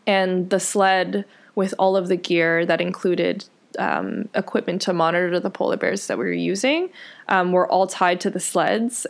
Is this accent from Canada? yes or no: yes; Richmond Hill, Ontario, Canada; also born or lived in Scarborough; I was born in Scarborough, which is where my parents spent, I guess, their high school and university years. Um, and then I was actually raised in Richmond Hill